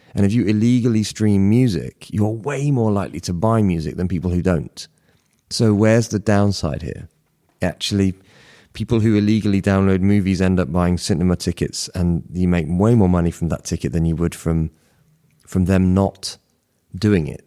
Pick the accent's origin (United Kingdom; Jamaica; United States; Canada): United Kingdom; Bristol, South West England; I was living by the seaside in the outskirts of Bristol